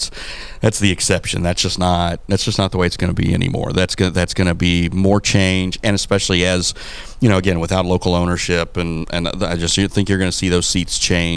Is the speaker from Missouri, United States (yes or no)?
yes; Missouri, United States; moved away as an adult; now in Quincy, United States; I'm always going to be a kid from Missouri because I'm a kid from Missouri.